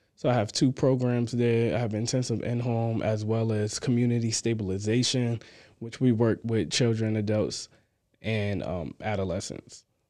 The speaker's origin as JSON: {"language": "English", "town": "Amityville", "region": "New York", "country": "United States", "tie": "born or raised there", "also_born_or_lived": "Queens, New York", "moved": "as an adult", "lives_now": "Virginia, United States", "said": "I'm from Amityville, New York. I actually was born and raised in Queens, and then at the age of, like, what, I probably was about five years old, I moved to Amityville"}